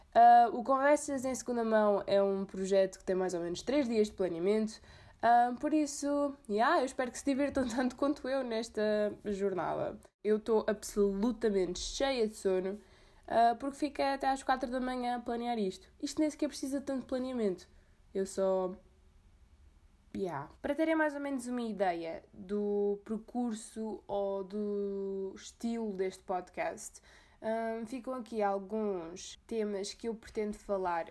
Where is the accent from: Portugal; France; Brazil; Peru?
Portugal; Azores; eu sou dos Açores